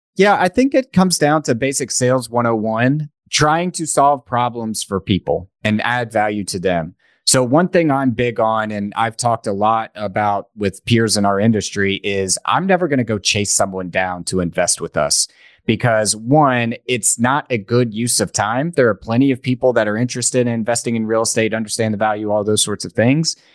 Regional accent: East Tennessee, United States; I grew up in East Tennessee

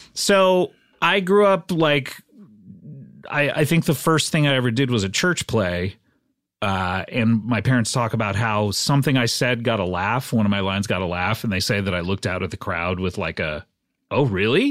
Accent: Orange County, California, United States; also born or lived in Savannah, Georgia; I grew up right here in California in the, uh, wonderful county of Orange County.

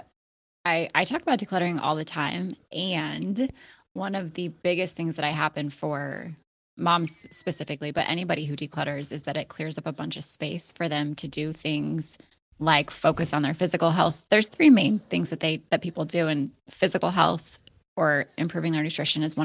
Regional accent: Alaska, United States; moved away as an adult; also born or lived in Florida; my husband and I were born and raised in Alaska

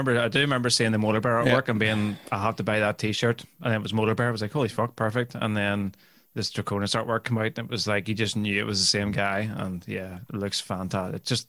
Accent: Belfast, Northern Ireland, United Kingdom; accent: posh Belfast; I'm from Belfast, man.

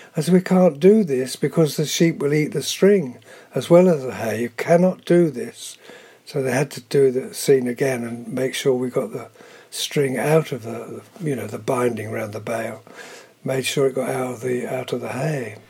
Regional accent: Cambridgeshire, East of England, United Kingdom; born or raised there; also born or lived in London

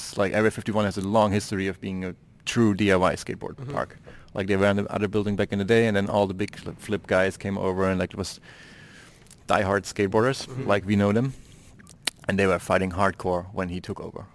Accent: Dresden, Saxony, Germany; my hometown, Dresden, which is in the east of Germany

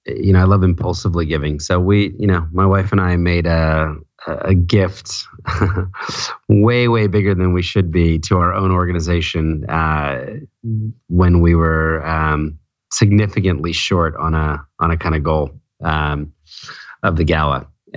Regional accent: Philadelphia, United States; now in New York City, United States; Philadelphia, New Jersey.

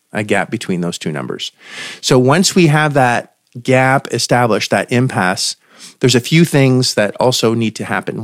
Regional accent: Canada; I am also Canadian

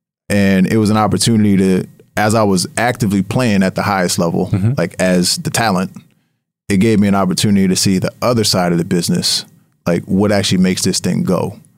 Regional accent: Harrisburg, Pennsylvania, United States; there was a team that was launching in my hometown in Harrisburg, PA, and they were looking for investors

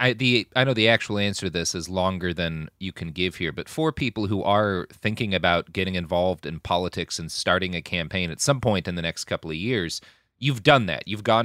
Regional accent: the South, United States; But I also had the experience of growing up in the South as the child of a very conservative family

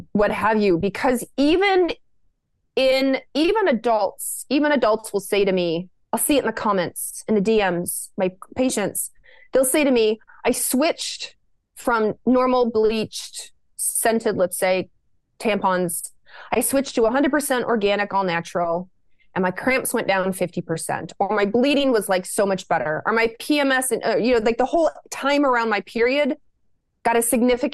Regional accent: Lexington, Kentucky, United States; I grew up in Lexington, Kentucky

